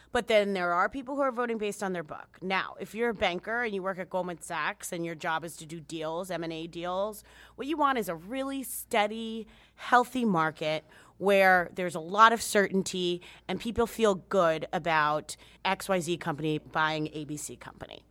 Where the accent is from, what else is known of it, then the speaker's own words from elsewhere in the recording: United States; as an American, just as this gringa right here, this gringa Dominicana